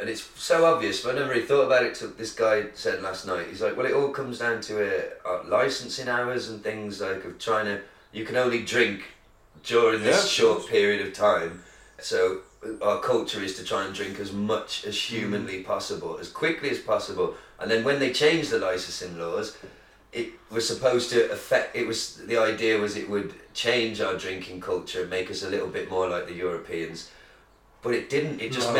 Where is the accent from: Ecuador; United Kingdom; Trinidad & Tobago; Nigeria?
United Kingdom; Look, we're British, we might not know fuck all about the culinary delights of the world